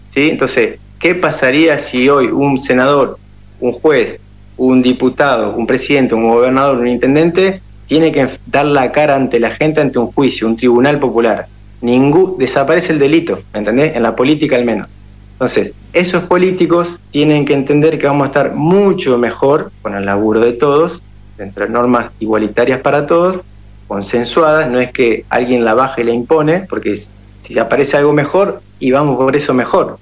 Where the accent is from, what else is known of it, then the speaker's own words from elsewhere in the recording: Paraná, Entre Ríos, Argentina; also born or lived in Santa Fe; now in Colonia Avellaneda, Argentina; Soy de Paraná, estoy en Colonia Avellaneda, que es a 15 kilómetros eh, entre ríos, y bueno, estamos cerquita. Estuve 20 años viviendo en Santa Fe.